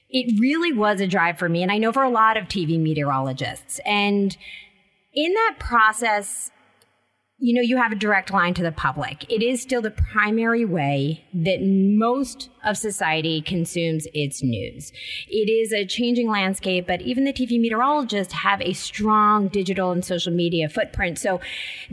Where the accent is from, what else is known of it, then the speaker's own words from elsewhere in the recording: Philadelphia, Pennsylvania, United States; Growing up in the Northeast around Philly